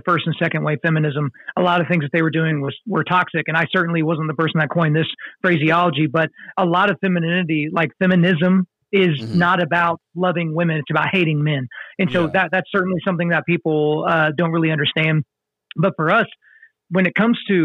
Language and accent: English; Oklahoma, United States; I grew up in Oklahoma.